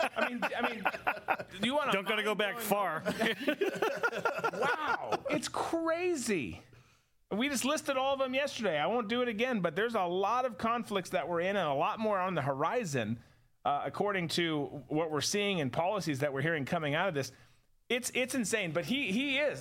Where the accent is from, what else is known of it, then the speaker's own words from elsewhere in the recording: Rochester, Minnesota, United States; my teachers growing up in Rochester, Minnesota.